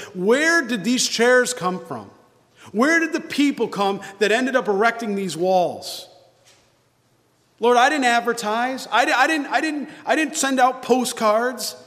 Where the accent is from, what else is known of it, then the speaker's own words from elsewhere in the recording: New York, United States; moved away; I'm from New York originally